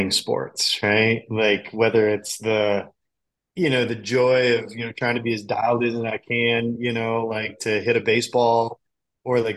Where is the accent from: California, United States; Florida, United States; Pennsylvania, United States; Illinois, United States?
Illinois, United States; Chicago; I grew up in the Chicagoland area.